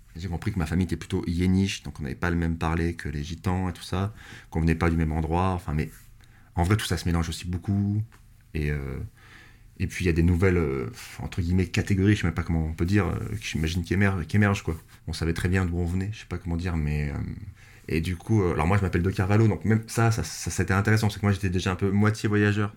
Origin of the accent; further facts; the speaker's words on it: France; je sais que je suis français, parce que je sais que je suis pas anglais. Enfin, je sais que j'ai né sur ce territoire